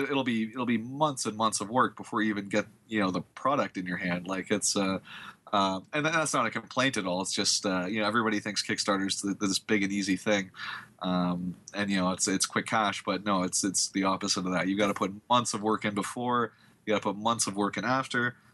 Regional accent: Canada; I'm from Canada.

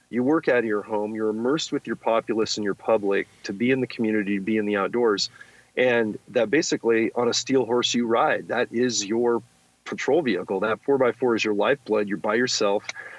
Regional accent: California, United States; Yeah, I grew up in the Silicon Valley, Gordon.

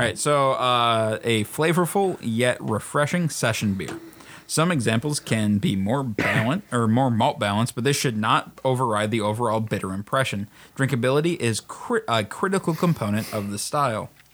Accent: Australia; As an Australian

